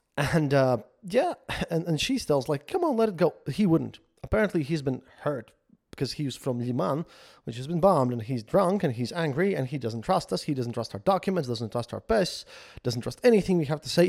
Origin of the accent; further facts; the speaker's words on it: Latvia; I'm from Latvia